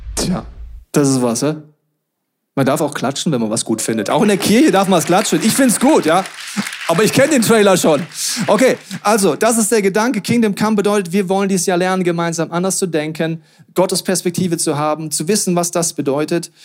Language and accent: German; Germany; als Deutsche